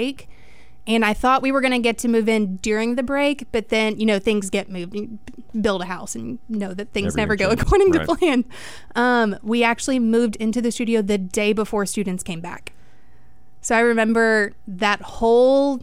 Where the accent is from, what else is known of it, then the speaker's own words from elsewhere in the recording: Tyler, Texas, United States; also born or lived in San Marcos, Texas; now in Texarkana, United States; growing up in the Tyler area, I went to all the TJC Kilgore games.